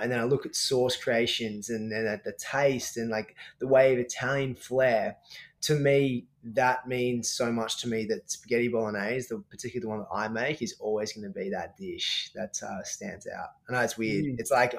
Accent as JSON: {"language": "English", "country": "Australia", "said": "I'm an Aussie chef, obviously a performance chef"}